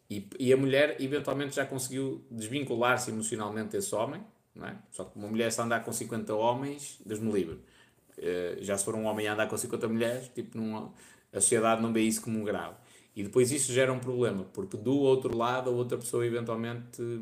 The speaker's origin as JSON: {"language": "Portuguese", "town": "Vila Nova de Gaia", "region": "Norte", "country": "Portugal", "also_born_or_lived": "Porto", "said": "Sou de Gaia, nascida no Porto. Ainda no outro dia estive em Gaia."}